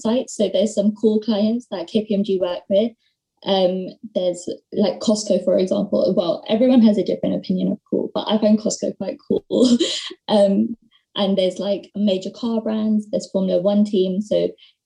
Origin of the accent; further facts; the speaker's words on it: London, United Kingdom; I am from London.